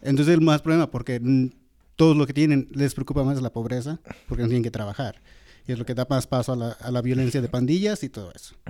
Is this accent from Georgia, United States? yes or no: yes; Georgia, United States; moved away; yo cuando vivía en Georgia, que es donde crecí, en Georgia